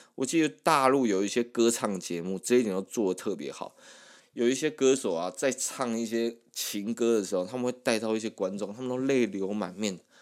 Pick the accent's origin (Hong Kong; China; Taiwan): Taiwan; 我们台湾人还是算是比较害羞一点